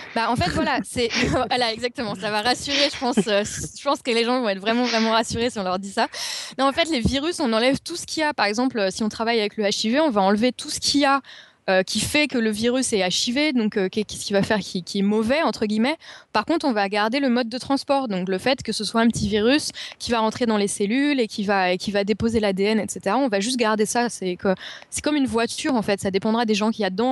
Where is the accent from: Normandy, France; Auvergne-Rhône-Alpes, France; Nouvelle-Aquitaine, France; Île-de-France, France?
Île-de-France, France; Paris; now in London, United Kingdom; je suis parisienne